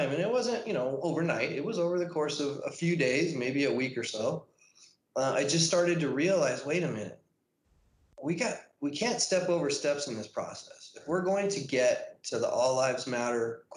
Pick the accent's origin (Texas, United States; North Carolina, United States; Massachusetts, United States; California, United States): California, United States; National City; also born or lived in Chula Vista; I'm from National City. Was born there at Paradise Valley Hospital. Went to grade school, middle school, and high school there